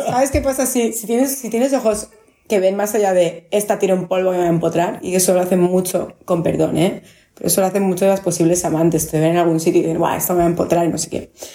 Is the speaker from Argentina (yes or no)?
no; Barcelona, Catalonia, Spain; Yo nací en Pedralbes y me crié en Pedralbes.